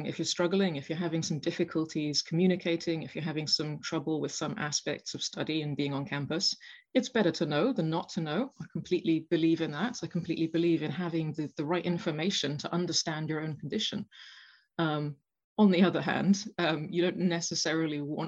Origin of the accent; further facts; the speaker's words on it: Glasgow, Scotland, United Kingdom; moved away as an adult; also born or lived in Exeter; I'm originally from Glasgow